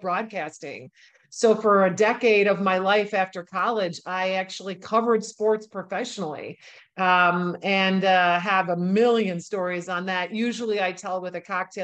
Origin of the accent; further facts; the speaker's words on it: Milwaukee, Wisconsin, United States; my hometown in Milwaukee, Wisconsin